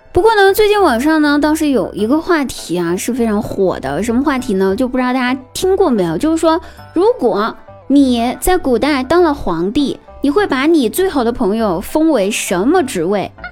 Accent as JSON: {"language": "Chinese", "region": "Guizhou", "country": "China", "moved": "as an adult", "lives_now": "Chengdu, China", "said": "我来到成都，这座城市已经六年了。我记得我说过吧，我应该是算是荣飘吧。其实吧，我是贵州人。想不到吧，我居然不是成都的，我居然不是四川的。记得吧，我刚来成都的时候"}